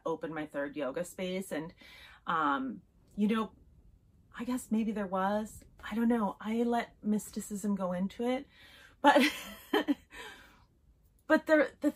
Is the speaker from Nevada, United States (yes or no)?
yes; Las Vegas, Nevada, United States; I'm from Vegas